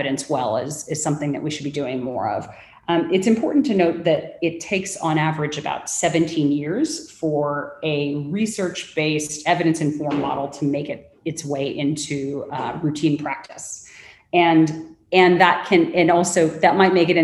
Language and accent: English; Los Angeles, California, United States; accent: Angelino / Los Angeles; moved away as an adult; also born or lived in London / Mumbai; now in Singapore; my very Angelino accent